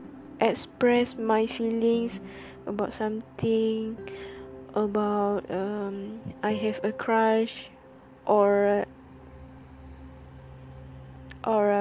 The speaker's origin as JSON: {"language": "English", "region": "Terengganu", "country": "Malaysia", "second_language": "English", "said": "I live in Malaysia, who my parents talk in Malay all the time, and yeah, you know, I from Terengganu, and I have my own what it calls it mean logat"}